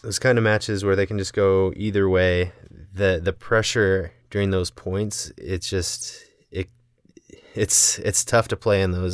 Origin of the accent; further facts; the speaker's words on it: Indiana, United States; moved away as an adult; now in Salt Lake City, United States; I grew up in Indiana